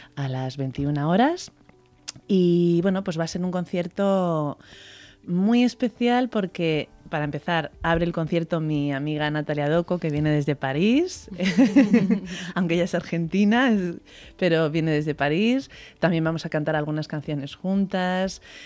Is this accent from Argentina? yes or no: no; Spain; aunque soy española